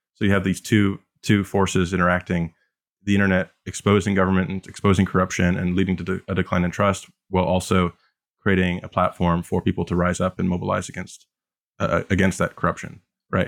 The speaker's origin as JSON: {"language": "English", "country": "Canada", "said": "as a Canadian"}